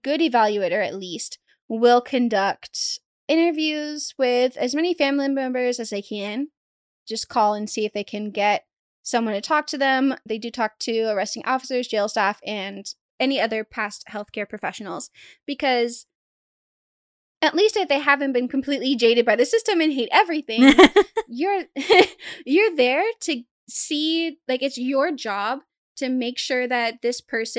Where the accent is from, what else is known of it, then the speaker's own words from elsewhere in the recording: Arkansas, United States; Leave me alone. I'm from Arkansas. Just be grateful I don't say roof.